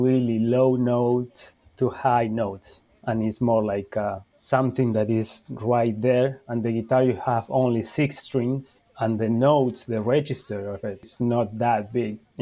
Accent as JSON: {"language": "English", "country": "Uruguay", "tie": "born or raised there", "also_born_or_lived": "Argentina / Spain", "second_language": "English", "moved": "as an adult", "lives_now": "Charleston, United States", "said": "I'm from Uruguay"}